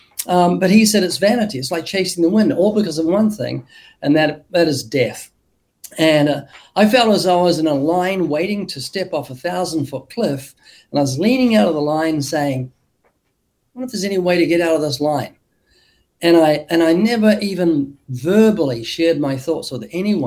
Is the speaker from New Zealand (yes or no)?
yes; New Zealand; moved away as an adult; now in United States; I was born twice in New Zealand, been living in the U.S. for 32 years, I think, but originally from New Zealand